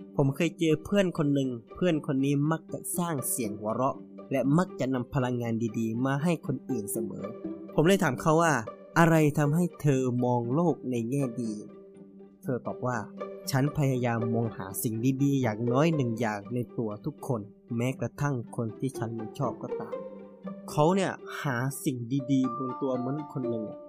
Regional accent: Narathiwat, Thailand; เป็นภาษาที่ผมพูดบ่อยที่บ้านเกิดของผมนะครับที่จังหวัดนาราธ

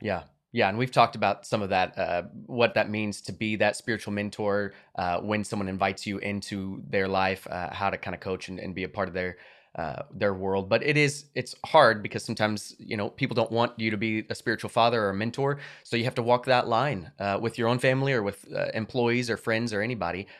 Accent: United States; my right as an American

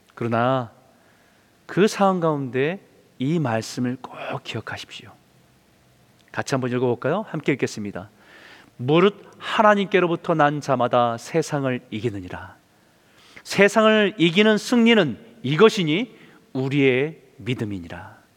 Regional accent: South Korea; now in Vancouver, Canada; 우리는 또 한국 사람

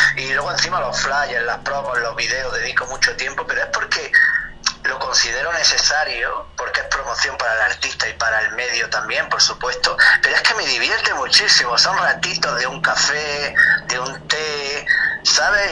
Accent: Granada, Andalusia, Spain; nací en Granada, como bien dices, en el sur de España

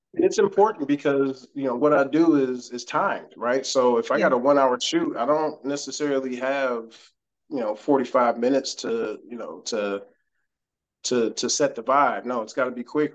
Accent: Cleveland, Ohio, United States; moved away as an adult; now in Houston, United States; I'm from Cleveland, Ohio. Okay. Born and raised, proud

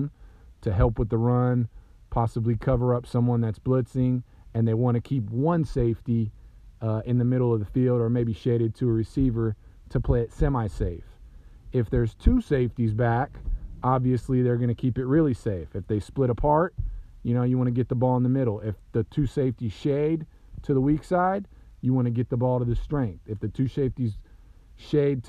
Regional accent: Southern California, United States; I'm from Southern California

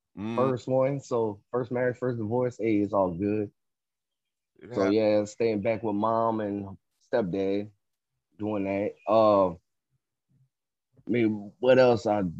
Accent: Houma, Louisiana, United States; I'm from Louisiana, a little small town called Houma, H-O-U-M-A.

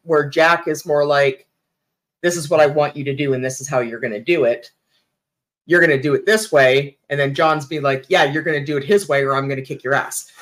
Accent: Sarnia, Ontario, Canada; my hometown, Sarnia

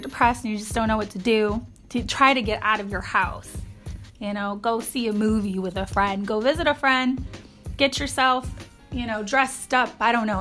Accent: Ohio, United States; We're from Ohio

